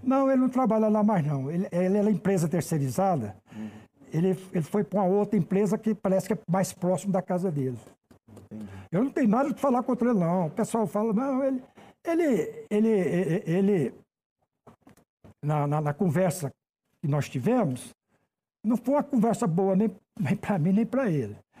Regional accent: Goiânia, Goiás, Brazil; moved away as an adult; now in Brasília, Brazil; Eu sou goiano de Goiânia. Eu vim para cá com 20 e poucos anos, já estou há quase 40 anos aqui em Brasília

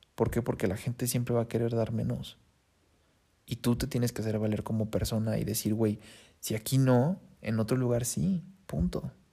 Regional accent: Mexico City, Mexico; moved away as an adult; also born or lived in Monterrey / Toronto; Yo soy de Ciudad de México. O sea, mi lugar está pues aquí, con los chilangos, porque yo soy de aquí

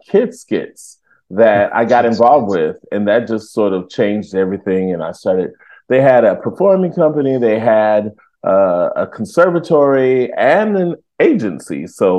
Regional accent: Detroit, Michigan, United States; I grew up in Detroit, Michigan, so I know well about the snowball fights, and I'm not a fan.

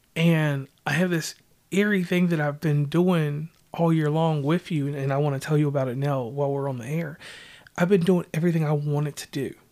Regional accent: Virginia, United States; now in West Virginia, United States; I hail from Virginia, but I'm a West Virginian. I've been here so long that they call me West Virginian

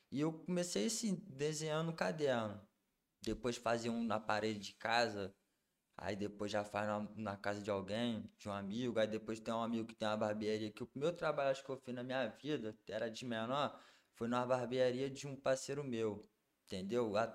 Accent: Linhares, Espírito Santo, Brazil; also born or lived in Rio de Janeiro; daqui de Linhares, mas como convivi um tempo no Rio de Janeiro, aí acaba pegando sotaque.

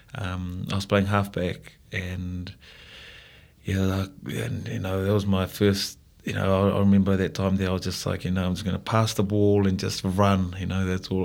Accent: Fiji; moved away as an adult; now in New Zealand; growing up in Fiji

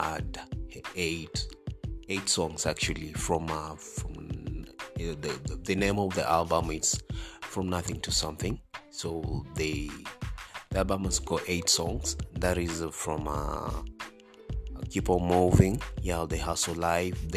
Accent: Kenya; I'm a Kenyan, and I'm an R&B artist

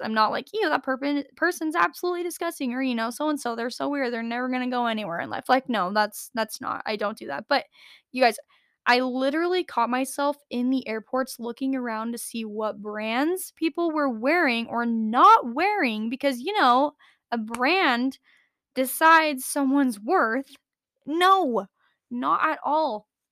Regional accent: United States; also born or lived in Las Vegas, Nevada; the good old Mormon community of Idaho and Utah that I switched to at a very young age, I was seven

